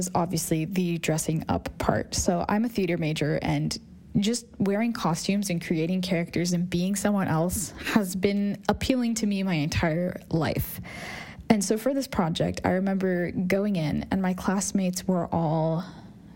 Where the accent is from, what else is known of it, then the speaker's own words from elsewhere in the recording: Northern Virginia, United States; I grew up in Northern Virginia